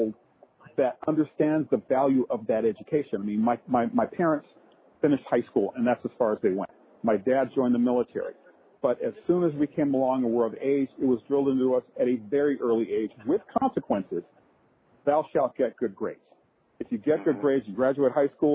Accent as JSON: {"language": "English", "town": "Chattanooga", "region": "Tennessee", "country": "United States", "tie": "born or raised there", "said": "I grew up in Chattanooga, Tennessee"}